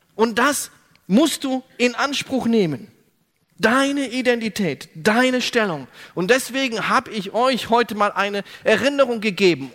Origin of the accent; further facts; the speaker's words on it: Germany; ich bin Deutscher